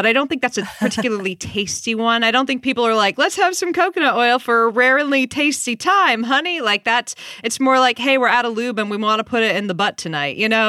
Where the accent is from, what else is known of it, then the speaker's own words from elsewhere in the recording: New Hampshire, United States; now in California, United States; I'm originally from New Hampshire and now I live in California.